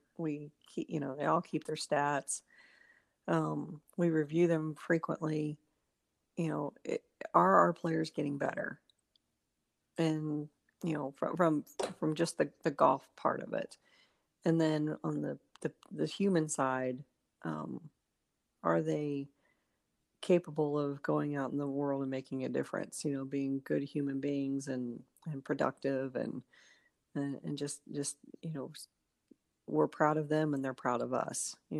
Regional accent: Tulsa, Oklahoma, United States; now in Auburn, United States; In Tulsa, Oklahoma.

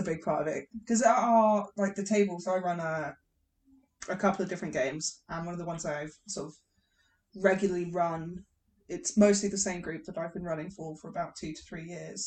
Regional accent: England, United Kingdom

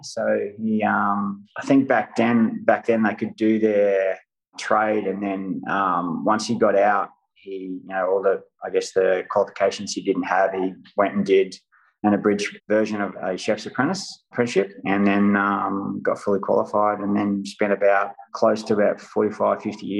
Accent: Sydney, New South Wales, Australia; also born or lived in Griffith; So I was born in Griffith in New South Wales, and then I think about the age of three, I moved into, or with my folks, moved to Sydney.

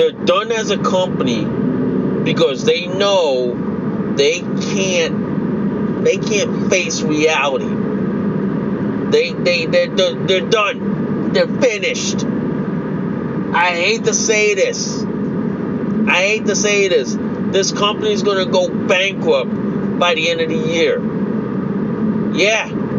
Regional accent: Connecticut, United States; my home state of Connecticut

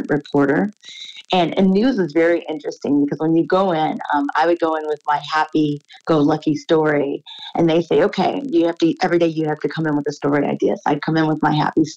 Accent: Beach Park, Illinois, United States; I grew up in a town, it's a village, it's called Beach Park, Illinois

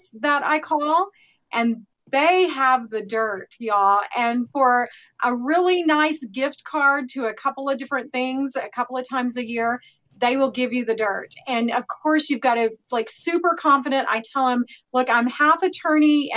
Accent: Oklahoma, United States; I'm from Oklahoma

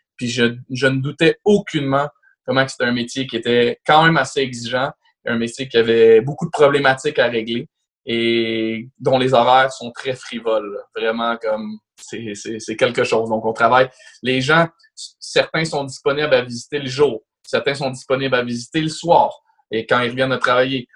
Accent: Laval, Quebec, Canada; je viens de Laval, je suis né à la Cité de la Santé

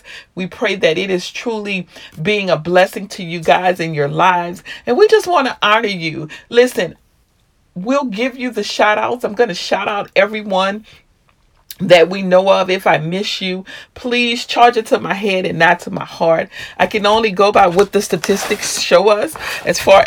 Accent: Louisiana, United States; moved away; also born or lived in Maryland; my hometown of Louisiana

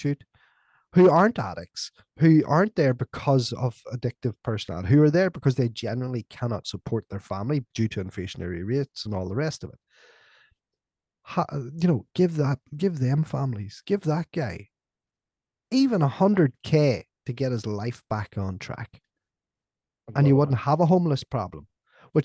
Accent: Northern Ireland, United Kingdom; I was growing up in Ireland, right? In Northern Ireland, in what was the height of the Troubles

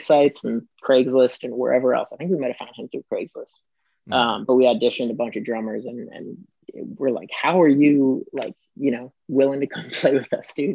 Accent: Fort Myers, Florida, United States; moved away as an adult; also born or lived in Cleveland, Ohio / California; now in Atlanta, United States; I was born in Cleveland, um, but I went to school most of my life in uh, Florida, in Fort Myers area

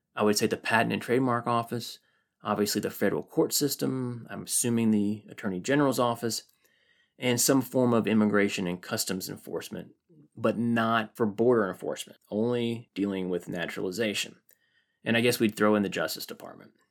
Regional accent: United States; As an American

